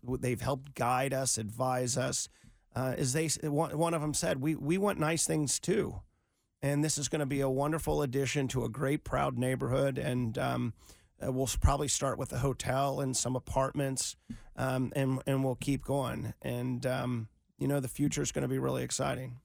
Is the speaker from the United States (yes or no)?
yes; Cincinnati, Ohio, United States; I grew up in Cincinnati